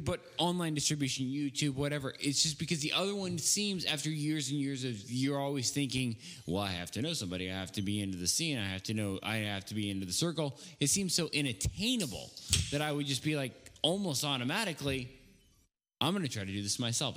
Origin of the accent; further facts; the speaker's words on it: the Northwest, Pacific Northwest, United States; I'm from the Northwest